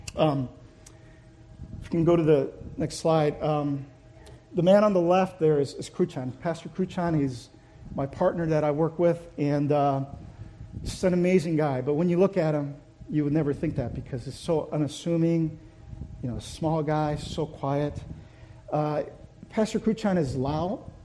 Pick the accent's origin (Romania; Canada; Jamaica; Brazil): Brazil; also born or lived in Korea; now in United States; So, in order to seek a better life, my parents moved, moved our family to Brazil. So I grew up in Brazil.